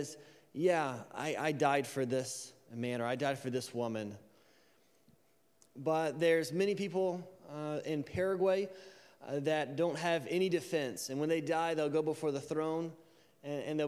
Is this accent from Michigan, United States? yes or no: no; Alabama, United States; I'm from Alabama